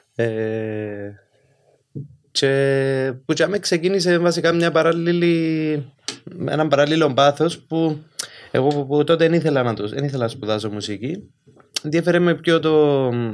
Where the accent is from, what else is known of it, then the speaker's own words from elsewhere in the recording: Limassol, Limassol District, Cyprus; moved away as an adult; also born or lived in Athens, Greece; είμαστε και που West Side Limassol